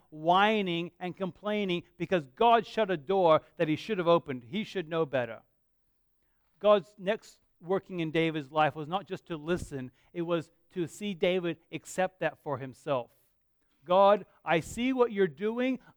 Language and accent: English; Perth, Western Australia, Australia; now in Bunbury, Australia; I, I, love living here. I grew up living in Perth